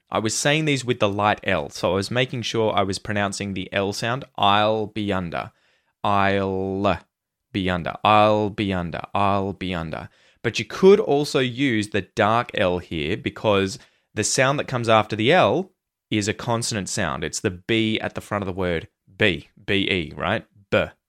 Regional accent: Australia; accent: Australian; try and practice my accent, my pronunciation

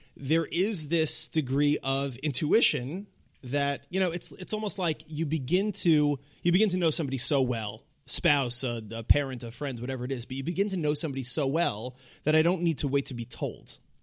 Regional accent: Long Island, New York, United States; I'm a, you know, an Orthodox kid from, uh, Long Island

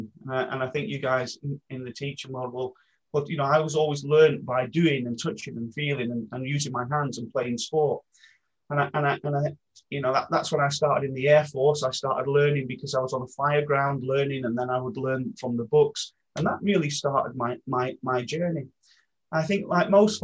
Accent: Maltby, Yorkshire and the Humber, United Kingdom; I grew up in Maltby in South Yorkshire

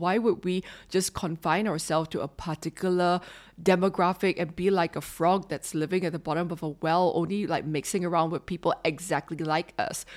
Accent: Singapore; as a Singaporean

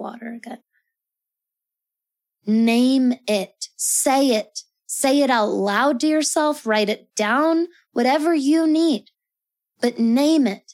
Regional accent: Colorado, United States; I'm from Colorado in the Rocky Mountains

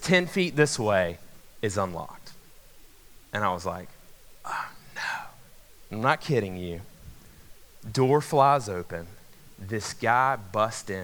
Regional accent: Macon, Georgia, United States; moved away; I grew up in Macon, Georgia

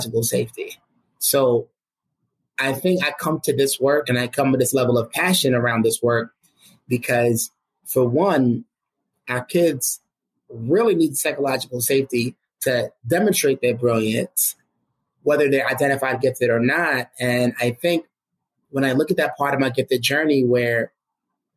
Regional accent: New York City, New York, United States; growing up in the United States in Brooklyn, New York

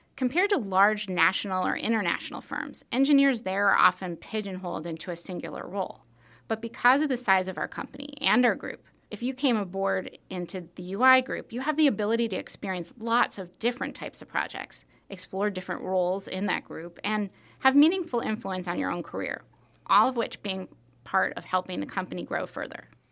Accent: Long Island, New York, United States; I grew up on Long Island in New York

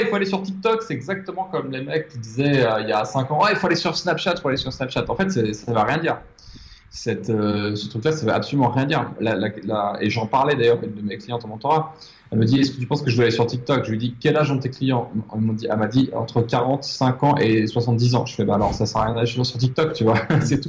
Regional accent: France; moved away as an adult; also born or lived in Paris; now in Mauritius; J'habite à l'île Maurice, alors que je suis français, que j'ai vécu à Paris

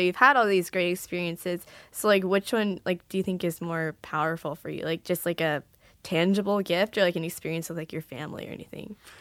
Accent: California, United States; now in Hawaii, United States; I'm from California

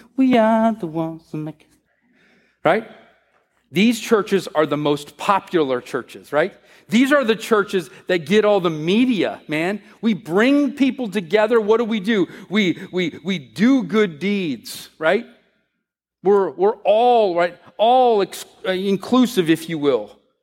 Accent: United States; the way we work here in America

